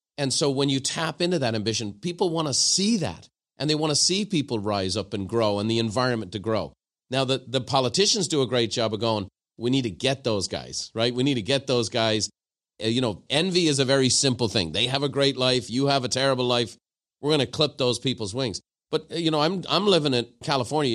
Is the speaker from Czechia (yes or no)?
no; Ireland; now in United States